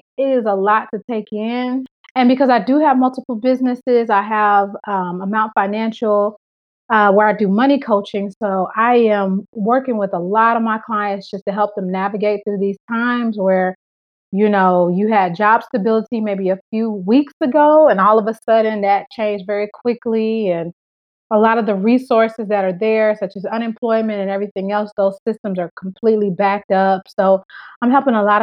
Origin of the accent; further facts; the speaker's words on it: Atlanta, Georgia, United States; moved away as an adult; also born or lived in Memphis; now in Fort Lauderdale, United States; I'm born and raised in Atlanta. Atlanta will always be my home